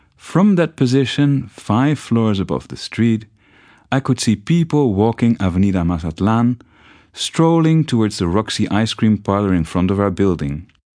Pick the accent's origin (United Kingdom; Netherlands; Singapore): Netherlands; moved away as an adult; also born or lived in Mexico City, Mexico; growing up in the Netherlands.